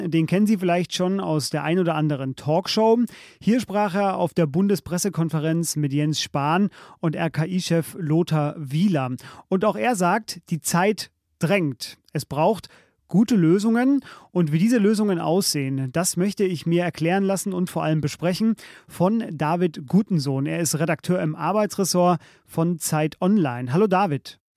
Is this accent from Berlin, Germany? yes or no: no; Saarland, Germany; ich komme aus dem Saarland.